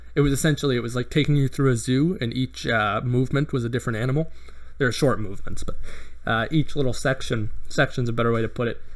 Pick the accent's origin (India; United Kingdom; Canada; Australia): Canada; I'm I'm Canadian